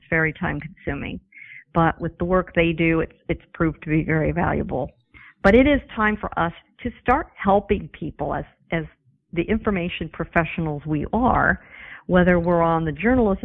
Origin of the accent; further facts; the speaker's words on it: San Diego, California, United States; I grew up in San Diego